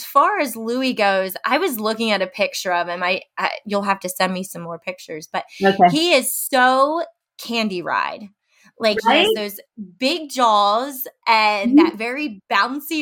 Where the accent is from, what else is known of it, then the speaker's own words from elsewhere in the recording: Maryland, United States; I grew up in Maryland